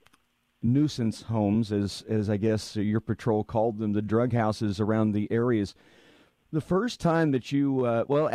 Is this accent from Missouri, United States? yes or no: yes; Missouri, United States; I grew up in Missouri, well south of Kansas City